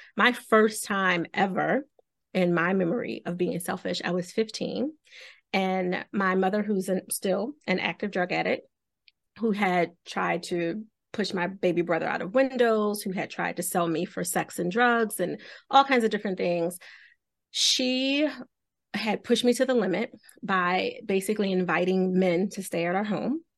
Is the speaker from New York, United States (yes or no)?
no; Philadelphia, Pennsylvania, United States; I'm walking from South Philly to Chestnut Hill, if you have any idea how far that is. It's very, very far to go to school